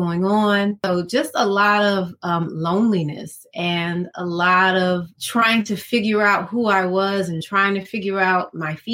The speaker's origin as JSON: {"language": "English", "town": "Decatur", "region": "Georgia", "country": "United States", "tie": "born or raised there", "also_born_or_lived": "Atlanta, Georgia", "said": "I was born in Atlanta, pretty much raised in Decatur"}